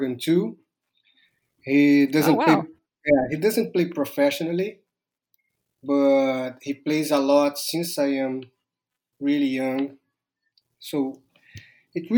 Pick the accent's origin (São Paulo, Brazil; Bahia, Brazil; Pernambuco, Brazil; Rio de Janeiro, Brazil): Rio de Janeiro, Brazil; I grew up here. I was born in Rio